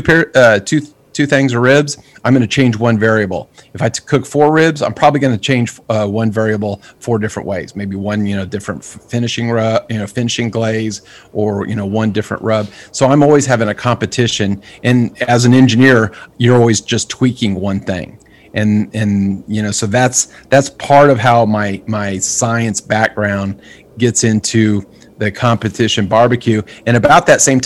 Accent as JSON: {"language": "English", "town": "Clovis", "region": "New Mexico", "country": "United States", "tie": "born or raised there", "said": "I grew up in Clovis, New Mexico, just right across the border."}